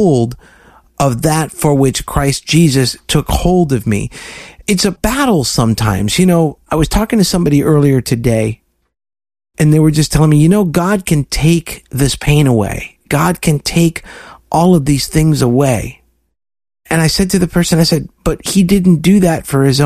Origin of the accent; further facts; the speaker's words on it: South Florida, United States; my story about growing up in South Florida